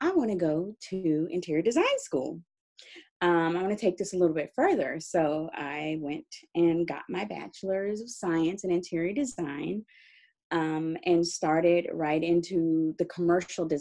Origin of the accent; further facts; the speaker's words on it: Dallas, Texas, United States; moved away as an adult; also born or lived in California; I'm originally from Texas, Dallas, Texas.